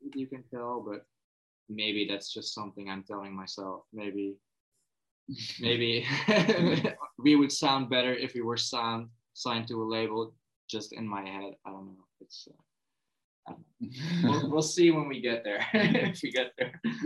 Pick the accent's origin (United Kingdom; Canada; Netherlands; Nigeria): Netherlands; as a Dutchman